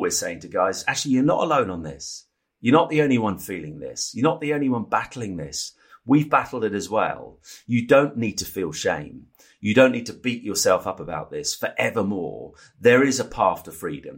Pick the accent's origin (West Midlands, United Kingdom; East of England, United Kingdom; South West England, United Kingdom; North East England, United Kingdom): East of England, United Kingdom; Norfolk; the village where I grew up in Norfolk